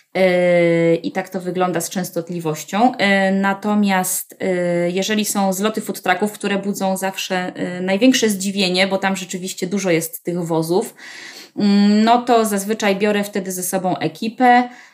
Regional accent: Warsaw, Masovian Voivodeship, Poland; Ja jestem w ogóle rodowitą warszawianką, y, z dziada, pradziada, y, ale całe życie, y, wcześniejsze spędziłam na Ursynowie.

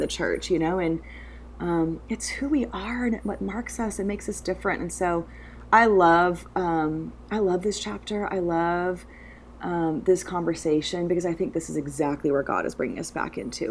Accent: United States; I'm American

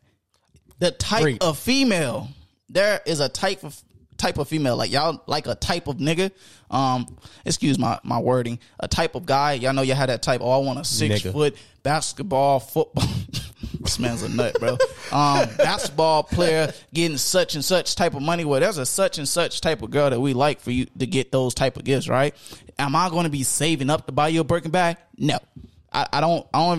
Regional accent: Houston, Texas, United States; I'm from Houston, Texas

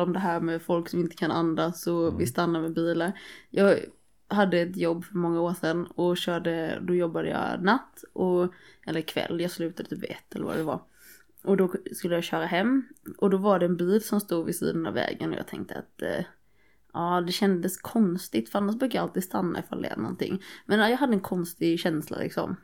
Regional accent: Nässjö, Jönköping County, Sweden; jag kommer från Nässjö, det är också en skithåla.

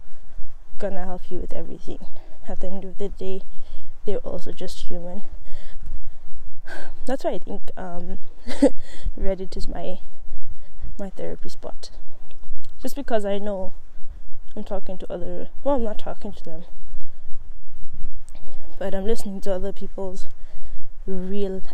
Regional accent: Eswatini; also born or lived in South Africa; now in Ireland; I grew up in Swaziland

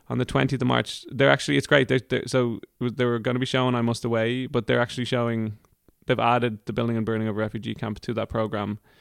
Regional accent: Ireland; moved away as an adult; also born or lived in Sweden; the type of Irish person I feel like

